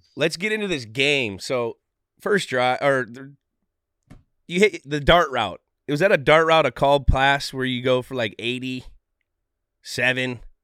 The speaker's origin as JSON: {"language": "English", "region": "California", "country": "United States", "tie": "born or raised there", "moved": "yes", "said": "growing up in California"}